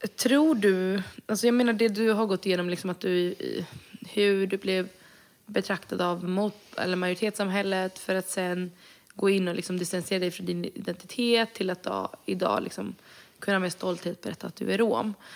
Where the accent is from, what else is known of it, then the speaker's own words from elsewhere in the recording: Sweden; jag är född och vuxen i Sverige